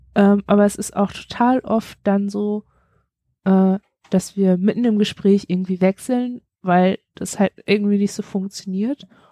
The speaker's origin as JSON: {"language": "German", "country": "Germany", "tie": "born or raised there", "said": "wir sind beide in einem, beide alle in einem Land geboren, das es heute nicht"}